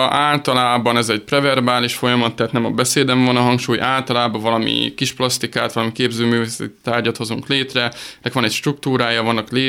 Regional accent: Hungary; 600 fős kicsi, kicsi, kicsi nagyon hagyományőrző, nagyon konzervatív pici falu. Onnan én származom, és ebbe a pici kis zsebkendőnyi faluban van egy kis kastély, amit még jó 150 éve építettek, és akkor ott laktunk öreganyámmal.

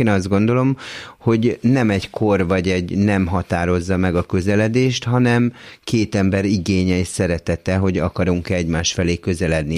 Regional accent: Budapest, Hungary; Budán egy villában nőttem föl, tök jó körülmények között

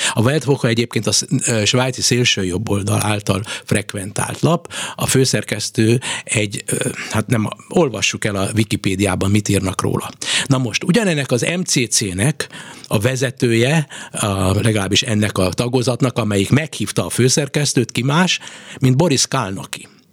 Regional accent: Hungary; mi mind a ketten magyarok vagyunk

